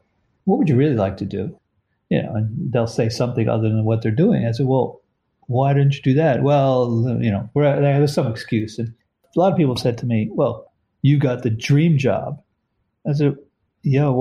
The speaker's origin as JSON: {"language": "English", "area": "Westchester", "region": "New York", "country": "United States", "tie": "born or raised there", "moved": "as an adult", "lives_now": "Connecticut, United States", "said": "I grew up in Westchester. In New York"}